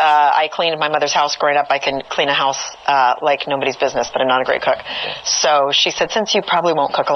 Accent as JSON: {"language": "English", "region": "California", "country": "United States", "tie": "born or raised there", "said": "I grew up in California, in a home where my parents spent a lot of time outdoors."}